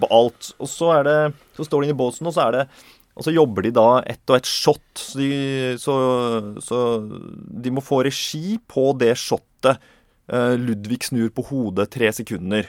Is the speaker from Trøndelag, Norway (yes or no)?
yes; Inderøy, Trøndelag, Norway; vi vokste opp i Trøndelag, Nord-Trøndelag, på mm. Inderøy kommune